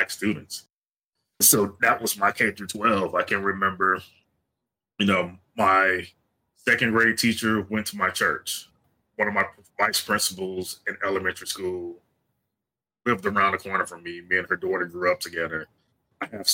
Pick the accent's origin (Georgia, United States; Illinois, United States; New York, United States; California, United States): Georgia, United States; South; I'm originally from South Georgia